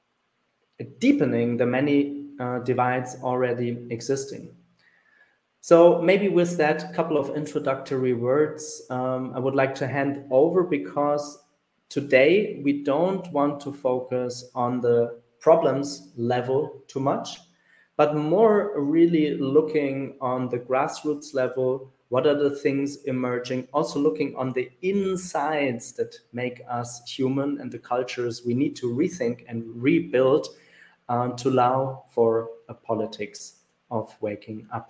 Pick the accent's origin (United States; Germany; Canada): Germany; the one in my home country, which is Germany